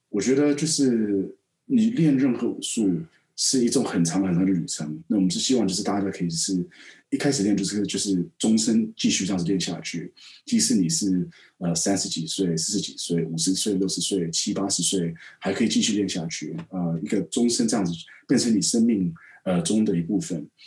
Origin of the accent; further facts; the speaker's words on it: Taipei, Taiwan; also born or lived in United States / London / Hong Kong; now in Shanghai, China; 我在台北长大